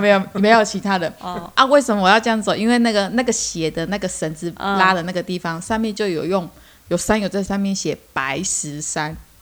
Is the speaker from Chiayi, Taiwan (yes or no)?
yes; Chiayi, Taiwan; moved away; 我是嘉义人，所以呢，我还没有离开嘉义之前